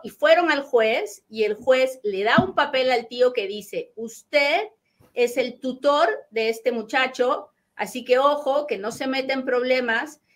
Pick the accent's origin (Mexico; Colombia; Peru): Peru; hablo bien rápido porque soy bien peruana